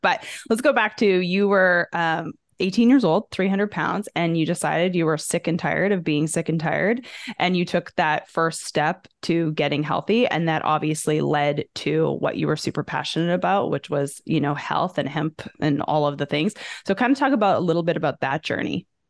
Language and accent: English; Canada; moved away as an adult; now in United States; growing up in Canada